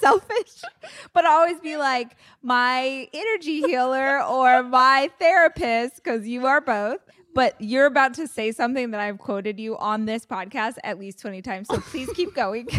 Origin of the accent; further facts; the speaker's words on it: Bakersfield, California, United States; I tell people I'm from Bakersfield, but I actually lived probably forty minutes away from the city out in the country is where all my family was